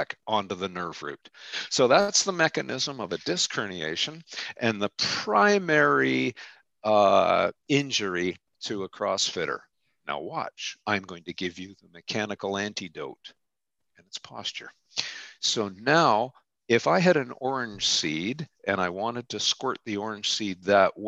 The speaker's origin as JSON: {"language": "English", "country": "Canada", "also_born_or_lived": "Ontario", "said": "I'm a Canadian and I live in middle Ontario"}